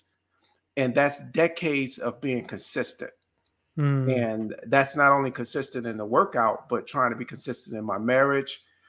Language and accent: English; Chicago, Illinois, United States; Growing up in Chicago, in the toughest part of Chicago, I grew up in two areas. One was called Ida B. Wells Housing.